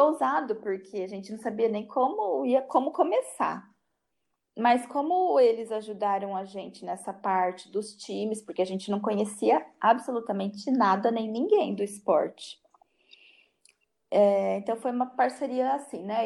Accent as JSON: {"language": "Portuguese", "town": "Penápolis", "region": "São Paulo", "country": "Brazil", "tie": "born or raised there", "said": "Eu sou nascida em Penápolis e não, não, nunca saí de Penápolis."}